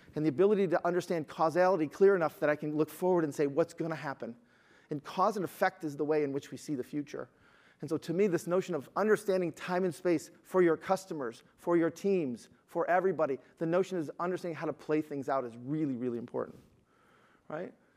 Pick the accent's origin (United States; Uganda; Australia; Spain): United States; Detroit, Michigan; I'm from Detroit